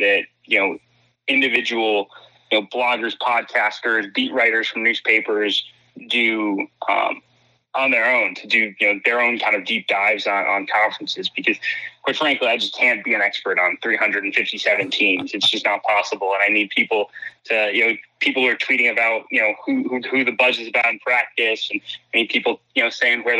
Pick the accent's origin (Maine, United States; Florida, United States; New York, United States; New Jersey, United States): New York, United States; Albany; I grew up in Albany, New York, upstate New York